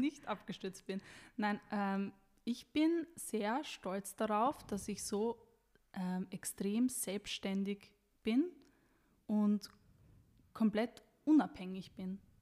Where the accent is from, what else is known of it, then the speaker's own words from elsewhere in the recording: Styria, Austria; ich komme ja wie du aus der Steiermark